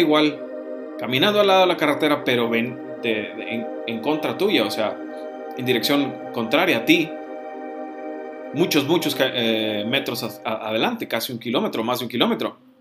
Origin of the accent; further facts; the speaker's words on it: Mexico; decimos aquí en México